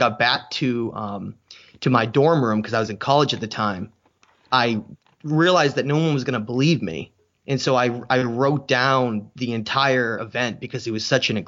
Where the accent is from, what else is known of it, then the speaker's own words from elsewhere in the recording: New Hampshire, United States; now in Maine, United States; I live in Maine right now, but I'm originally from New Hampshire.